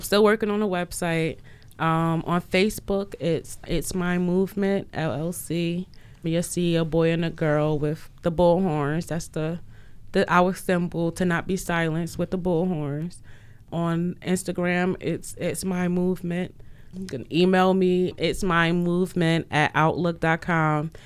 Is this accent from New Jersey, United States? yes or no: yes; New Jersey, United States; moved away; I'm from Jersey